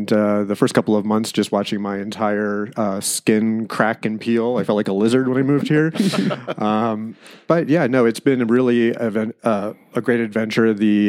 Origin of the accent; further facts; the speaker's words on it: Pennsylvania, United States; moved away as an adult; also born or lived in New Jersey / New York City; now in Eastern Sierra, California, United States; So I grew up in Pennsylvania, about 45 minutes northeast of Philadelphia. And I went from there to about a decade living in New Jersey in a quaint little artistic community on the Delaware River.